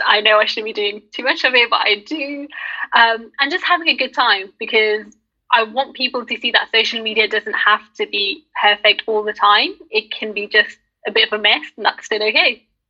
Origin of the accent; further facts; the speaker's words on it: United Kingdom; I'm Pakistani and I'm British